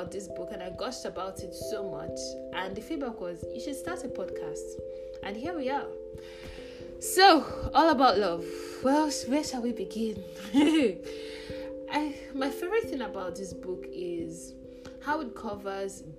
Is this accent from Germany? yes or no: no; Nigeria; As a Nigerian